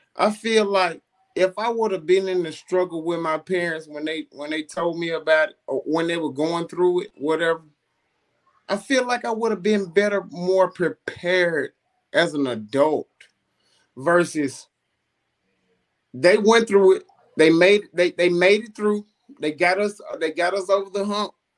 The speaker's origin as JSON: {"language": "English", "town": "Coldwater", "country": "United States", "said": "I'm from Coldwater"}